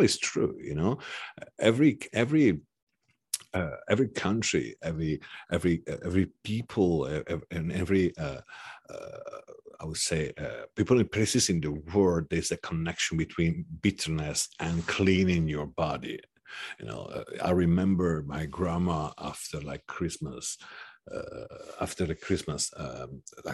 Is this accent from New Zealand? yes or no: no; Sardinia, Italy; now in Milan, Italy; I come from Sardinia, and we produce saffron in Sardinia too